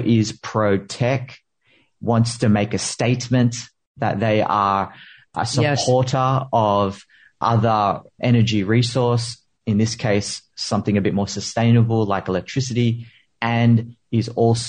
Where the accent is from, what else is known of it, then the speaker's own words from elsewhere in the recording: Philippines; I'm a Filipino immigrant.